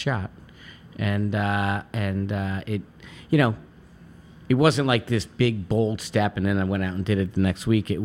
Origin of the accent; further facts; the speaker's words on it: Guilderland, New York, United States; moved away as an adult; also born or lived in Oneonta, New York; now in New York City, United States; I grew up in Albany, a town called Gilderland, just outside a suburb of Albany, New York